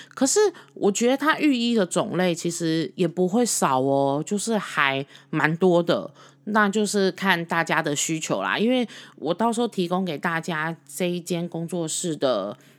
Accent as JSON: {"language": "Chinese", "country": "Taiwan", "said": "其实我们是台湾人，然后我们就说我们是台湾人，我们听得懂中文这样子"}